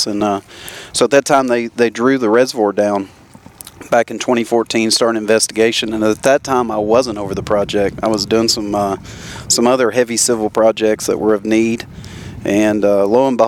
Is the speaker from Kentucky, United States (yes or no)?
yes; South Central Kentucky, United States; moved away as an adult; now in Tennessee, United States; So originally I grew up in South Central Kentucky.